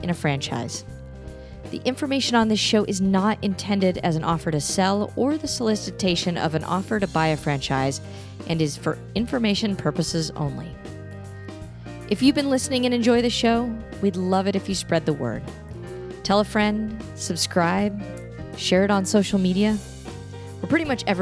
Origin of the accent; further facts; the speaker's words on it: Burlingame, California, United States; I was born in Burlingame